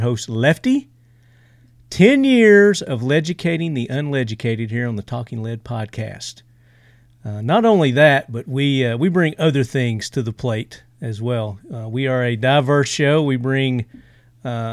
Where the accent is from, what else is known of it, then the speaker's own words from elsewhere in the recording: Tennessee, United States; accent: Southern; I'm from Tennessee. In case you couldn't tell by my accent.